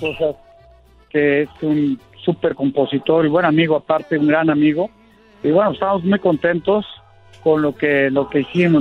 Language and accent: Spanish; Mexico; yo como mexicano, pues la música mexicana la tengo pues, en, en las venas